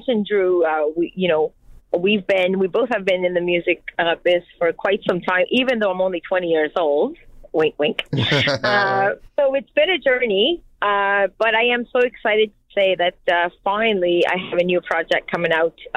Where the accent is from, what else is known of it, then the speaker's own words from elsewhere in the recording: Acadia, Canada; first language French; English is a second language; I'm Acadian French. I'm actually pure French.